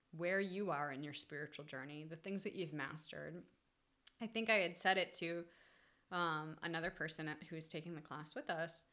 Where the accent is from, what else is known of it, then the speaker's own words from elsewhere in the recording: New England, United States; I grew up in New England